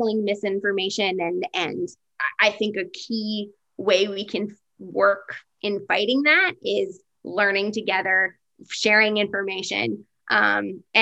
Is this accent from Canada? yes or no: yes; Canada; we can say that we're Canadian